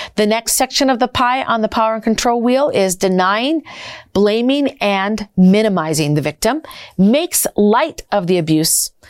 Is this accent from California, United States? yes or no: no; Minnesota, United States; I'm from Minnesota and I originally was trafficked out of Minnesota